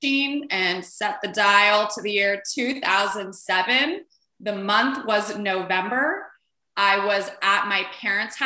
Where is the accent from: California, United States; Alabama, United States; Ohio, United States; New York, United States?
California, United States; Los Angeles; also born or lived in Washington, District of Columbia, United States; I'm from Los Angeles. I live in Los Angeles currently. I did a few year detour living in Washington, DC, but I'm a Los Angelina at heart